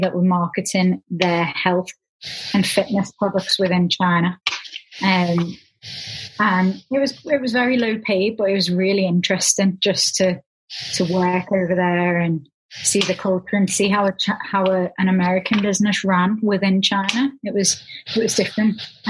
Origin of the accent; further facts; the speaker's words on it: Liverpool, North West England, United Kingdom; also born or lived in Leeds / Louisville, Kentucky; I was born and raised in Liverpool, went to school here up until I was 18